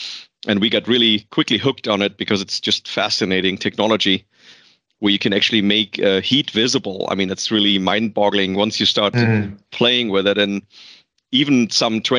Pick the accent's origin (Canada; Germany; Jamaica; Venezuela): Germany; English is a second language; moved away as an adult; now in United States; I was born and raised and educated in Germany, and came for a 1-year project to the US in 1996.